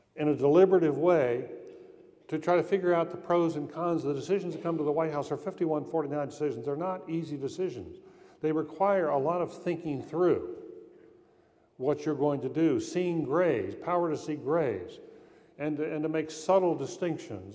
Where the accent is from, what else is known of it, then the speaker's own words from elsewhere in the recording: North Carolina, United States; I'm from North Carolina